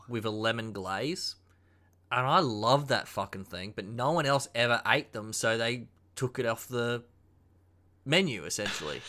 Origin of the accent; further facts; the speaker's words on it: Queensland, Australia; being a proud Queensland boy